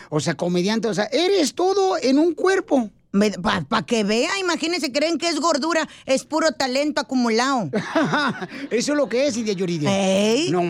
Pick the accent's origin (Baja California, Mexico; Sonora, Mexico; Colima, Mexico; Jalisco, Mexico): Jalisco, Mexico; Ocotlán; O sea, por favor, soy de Ocotlán, Jalisco